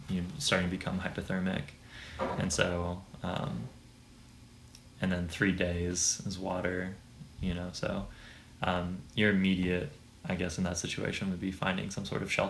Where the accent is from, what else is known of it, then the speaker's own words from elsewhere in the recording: San Diego, California, United States; also born or lived in Washington State / Colorado / Catalina Island; I'm from San Diego, California